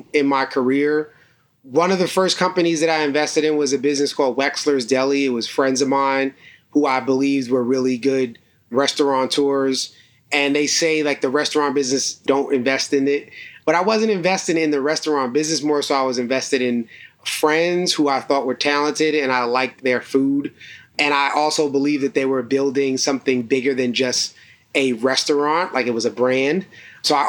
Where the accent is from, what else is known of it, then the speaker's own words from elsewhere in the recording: New York City, New York, United States; my mother had joined a co-op back in Brooklyn where I grew up called the Park Slope Food Co-op